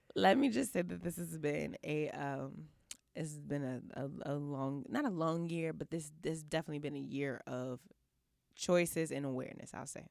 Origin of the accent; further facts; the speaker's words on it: Houston, Texas, United States; my hometown Houston